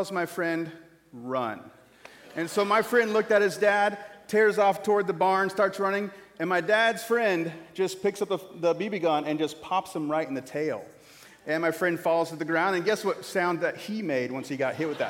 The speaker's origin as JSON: {"language": "English", "town": "Corning", "region": "Iowa", "country": "United States", "tie": "born or raised there", "moved": "yes", "said": "my hometown in Corning, Iowa"}